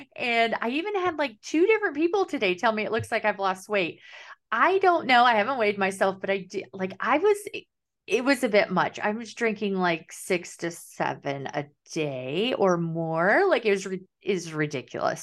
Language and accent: English; Kansas, United States; now in Southern United States; I'm living the South, but I'm from Kansas and we call it pop